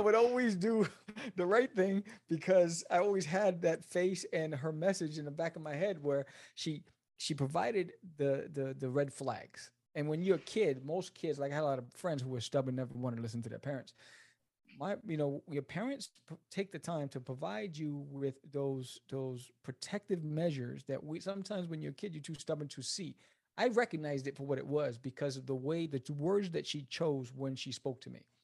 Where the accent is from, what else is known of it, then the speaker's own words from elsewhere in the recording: New York City, New York, United States; moved away as an adult; also born or lived in Brooklyn / New Jersey; now in Dallas, United States; I was born in Brooklyn, raised in Queens, uh, moved to Jersey when I got married, and then now I'm in Texas